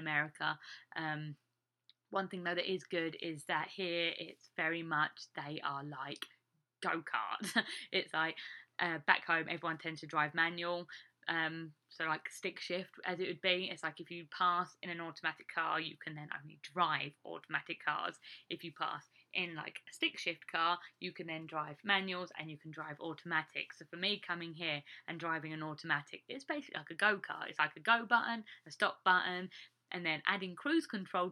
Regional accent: England, United Kingdom; now in Iowa, United States; me as an English person

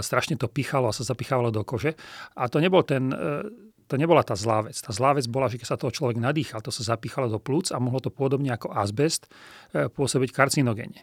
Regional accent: Trenčín, Trenčín Region, Slovakia; also born or lived in Bratislava / Germany; v Trenčíne, čo je mimochodom moje rodné mesto

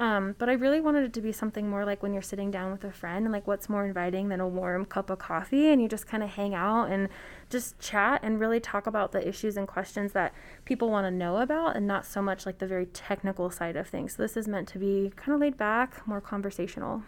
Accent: Reno, Nevada, United States; also born or lived in Germany; we came back to Reno, and I have been here ever since. I went from elementary school, middle school, high school, and I even went to college here

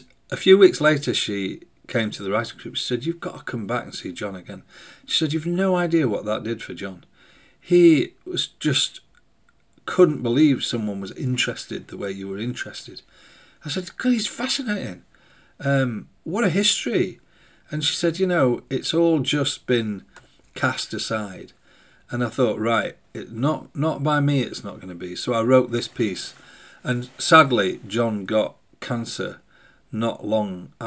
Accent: Sheffield, Yorkshire and the Humber, United Kingdom; the city that had birthed me, that had formed me

